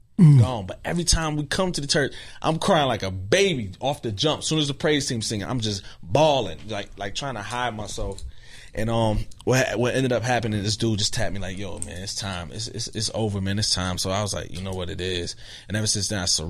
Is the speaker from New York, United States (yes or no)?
yes; Rochester, New York, United States; I'm from Rochester, New York.